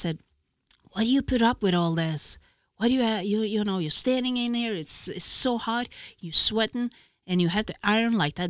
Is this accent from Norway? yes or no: yes; Norway; moved away as an adult; also born or lived in Italy; I came from Norway, I could just turn back home